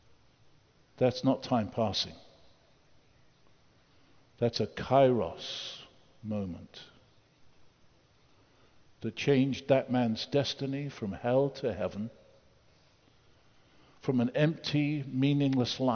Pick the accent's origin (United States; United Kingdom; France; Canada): United Kingdom; I grew up in the Second World War. I slept in an air raid shelter. Churchill was my prime minister